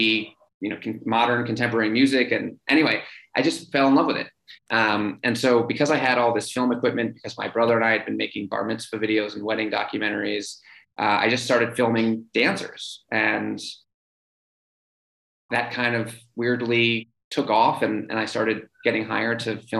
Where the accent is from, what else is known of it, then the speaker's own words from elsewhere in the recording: New York City, New York, United States; growing up in New York City